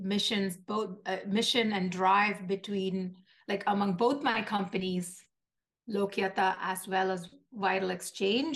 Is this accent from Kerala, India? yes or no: yes; Kochi, Kerala, India; moved away as an adult; now in United States; I grew up in Kochi, Kerala, India, which is in the southern part of India.